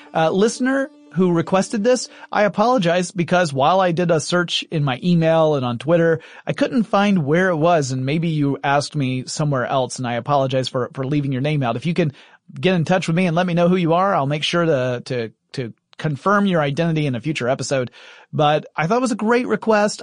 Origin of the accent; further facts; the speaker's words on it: the American South, United States; I'm a Southerner